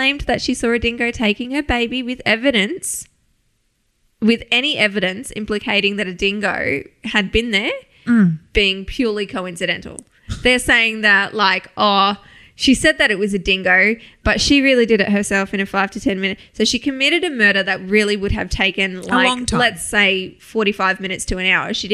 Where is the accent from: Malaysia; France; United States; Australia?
Australia